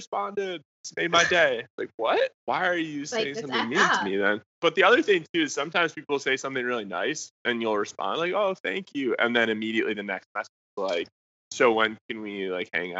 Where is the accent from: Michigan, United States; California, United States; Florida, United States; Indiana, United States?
Michigan, United States; moved away as an adult; also born or lived in Dallas, Texas; I was from Michigan originally. Wanted to go somewhere warm for college because I was tired of the snow